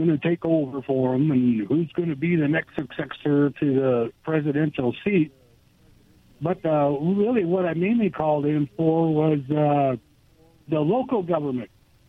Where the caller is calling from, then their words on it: Goldendale, Washington, United States; Hey, guys. This is … from Goldendale.